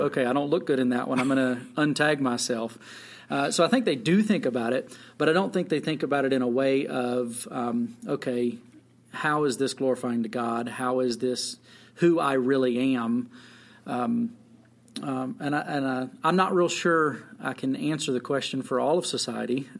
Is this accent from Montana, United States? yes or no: yes; Jordan, Montana, United States; I'm from Jordan